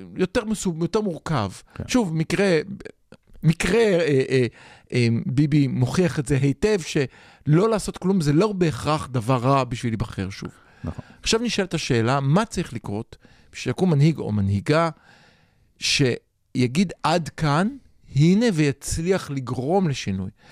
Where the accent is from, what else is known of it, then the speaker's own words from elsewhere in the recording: Israel; אני דור שני, נולדתי פה